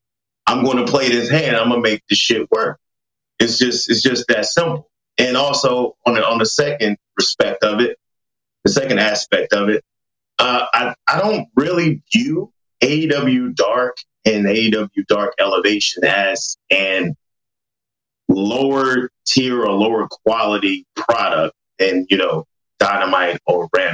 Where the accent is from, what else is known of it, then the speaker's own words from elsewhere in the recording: Atlanta, Georgia, United States; We're both here from Atlanta